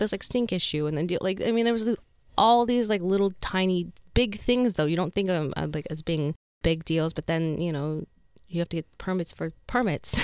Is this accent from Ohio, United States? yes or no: no; Utah, United States; moved away; I'm from Utah